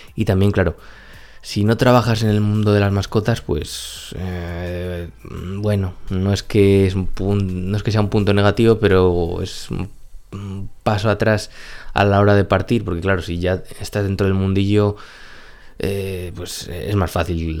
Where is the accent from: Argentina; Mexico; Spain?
Spain; en nuestro país